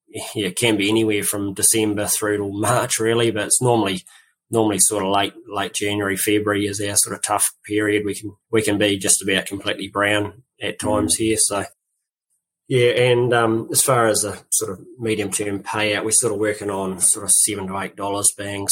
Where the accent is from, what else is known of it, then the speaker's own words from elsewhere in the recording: Nelson, New Zealand; born there; also born or lived in North Island; Sort of born in Nelson, and my parents were sort of early in their dairy career, sort of when I was a toddler. So, yeah, moved around a fair bit as they sort of progressed through up the ladder and, from Nelson up to North Island